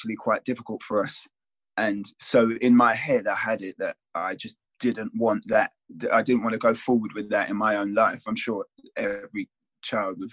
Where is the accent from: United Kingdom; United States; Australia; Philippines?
United Kingdom; London; I had a good upbringing in Southfields